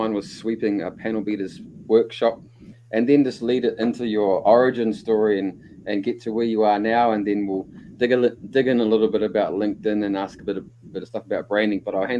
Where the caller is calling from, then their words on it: Rotorua, Bay of Plenty, New Zealand; I am always calling from Rotorua in the centre of the North Island in New Zealand.